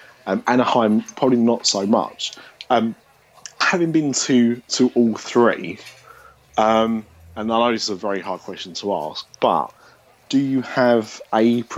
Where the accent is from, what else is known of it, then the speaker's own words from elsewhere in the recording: Essex, East of England, United Kingdom; accent: Essex; I have some kind of Essex weird accent.